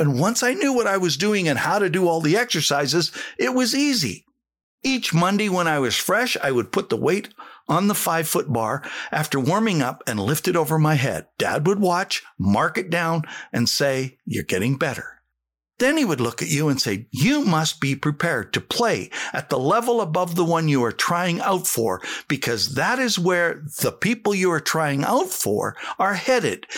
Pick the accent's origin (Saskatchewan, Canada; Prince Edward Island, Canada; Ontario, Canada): Saskatchewan, Canada; I came from Saskatchewan